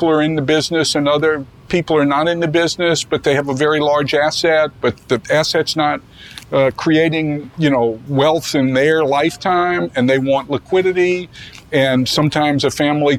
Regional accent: New Orleans, Louisiana, United States; moved away as an adult; also born or lived in Avery Island, Louisiana; I grew up in New Orleans all winter and all summer at Avery Island.

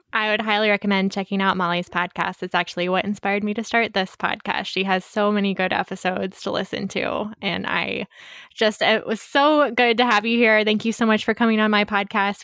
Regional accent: Monticello, Iowa, United States; I grew up in Monticello, which is very close to Cascade

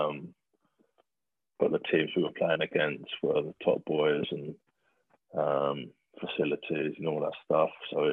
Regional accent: Bedford, East of England, United Kingdom; I grew up in Bedford, just not far from Milton Keynes

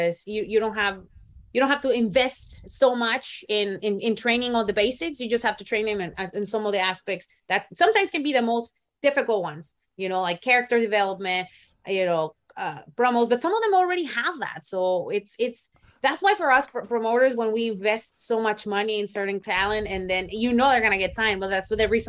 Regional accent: Northern California, United States; where I'm from North California, where I started training

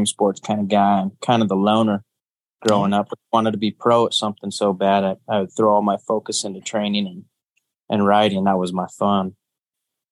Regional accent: Fallon, Nevada, United States; also born or lived in Lakeview, Oregon / Alturas, California; we lived in Alturas, California, up until kindergarten when we moved to Fallon, Nevada, and then grew up all the way through high school there

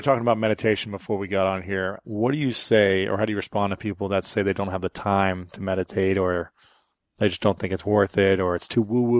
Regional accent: Ohio, United States; I'm from Ohio

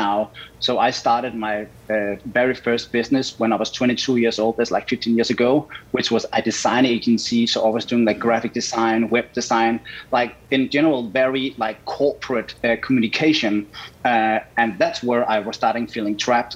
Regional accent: Denmark; moved away as an adult; now in Los Angeles, United States; So I was born in Denmark

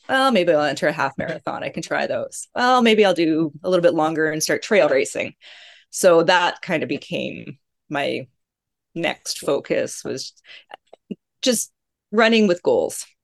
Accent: Calgary, Alberta, Canada; I grew up in Calgary, which is about an hour away from Banff, Rocky Mountains

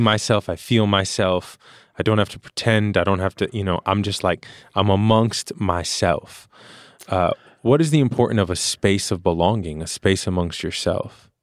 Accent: New York, United States; born and raised in New York

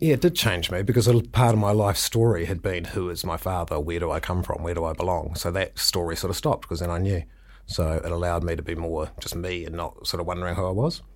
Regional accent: Milton, Otago, New Zealand; moved away; I grew up in Milton.

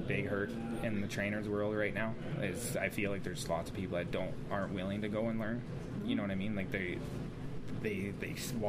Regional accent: Nanton, Alberta, Canada; also born or lived in Ontario / Edmonton, Alberta; my parents separated and I lived in Nanton, and that's kind of where I grew up.

